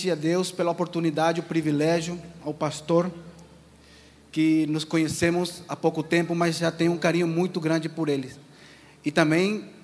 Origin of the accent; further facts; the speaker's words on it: Asunción, Paraguay; now in Brazil; O pastor disse que eu sou do Paraguai. Eu sou um paraguaio.